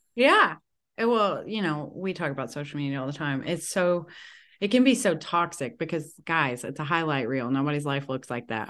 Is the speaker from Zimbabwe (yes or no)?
no; the South, United States; I'm from the South